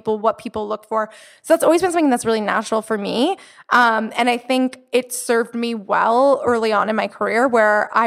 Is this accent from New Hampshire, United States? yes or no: no; Florida, United States; moved away as an adult; also born or lived in New York City; now in Los Angeles, United States; I'm from Florida